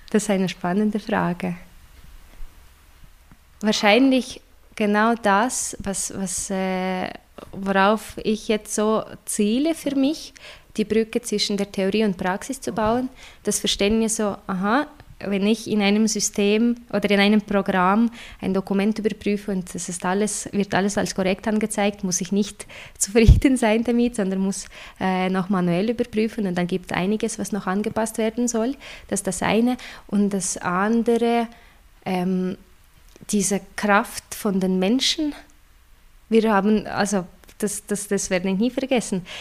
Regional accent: Russia; So oder weißt du, oder ich komme aus Russland und äh, das ist die Situation mit der Barrierefreiheit, mit Zugänglichkeit und allem ist eine ganz andere.

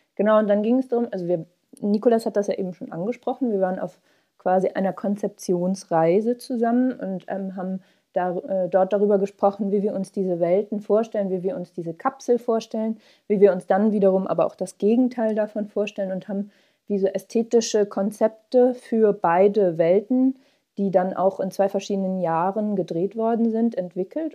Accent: Hamburg, Germany; wir sind äh, alle in Hamburg aufgewachsen

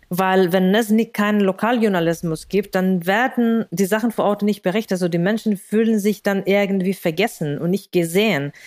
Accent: Spain; German is a second language; moved away as an adult; also born or lived in Greece; now in Berlin, Germany; ich komme aus Spanien

